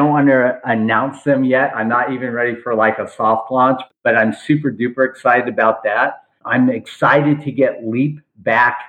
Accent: Los Angeles, California, United States; also born or lived in Beverly Hills; I grew up in Granada Hills.

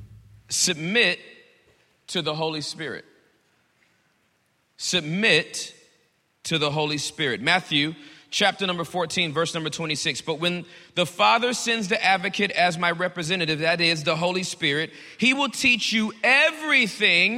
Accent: Pretoria, Gauteng, South Africa; We are from Pretoria

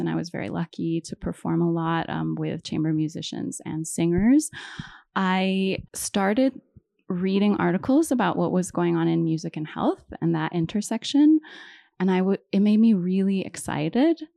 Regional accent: Hawaii, United States; moved away; also born or lived in East Coast; So I'm originally from Hawaii. I was born and raised there.

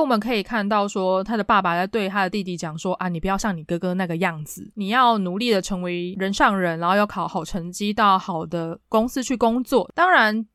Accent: Taipei, Taiwan; 我是台北人，我可能经常去西门町

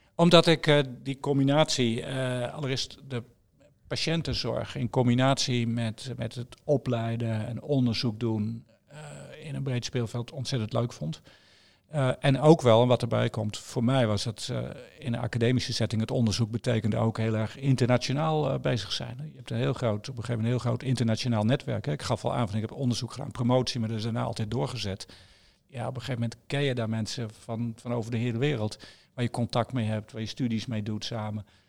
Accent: Netherlands; ik kom van de Netherlands

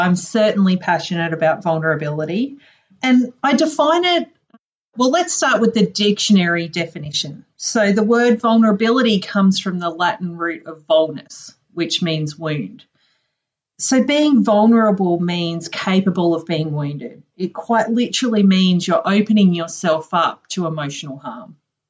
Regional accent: Townsville, Queensland, Australia; I'm originally from a town in the very, very north of Australia called Townsville, and it's actually up on the northeast coast near the Great Barrier Reef.

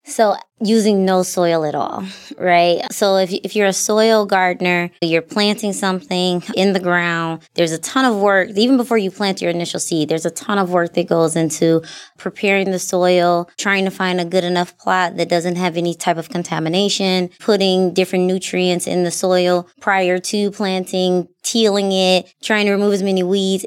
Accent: Milwaukee, Wisconsin, United States; moved away as an adult; I moved away from Milwaukee. I came back. I live in my same neighborhood that I grew up in.

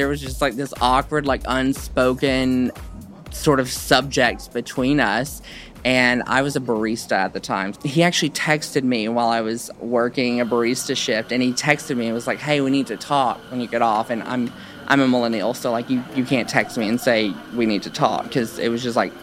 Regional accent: Hope, Arkansas, United States; born and raised in Hope, Arkansas

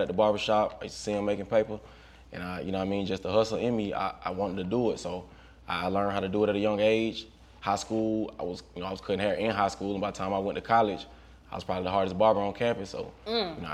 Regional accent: Griffin, Georgia, United States; I'm from Griffin, Georgia, man. Griffin, GA, about 30, 45 minutes south of Atlanta

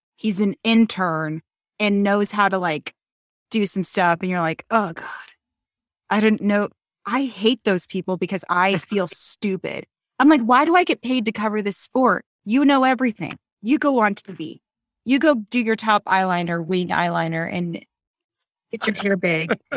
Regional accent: Reno, Nevada, United States; I'm from Reno

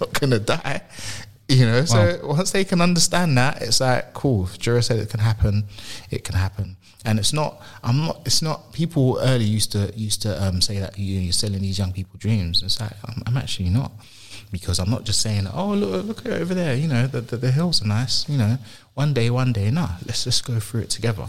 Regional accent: London, United Kingdom; So I moved from South London, from North London to South London

